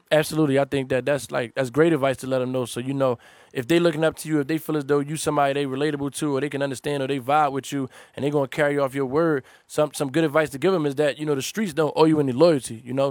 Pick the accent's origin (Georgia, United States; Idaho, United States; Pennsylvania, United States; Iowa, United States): Pennsylvania, United States; Philadelphia; I'm from North Philly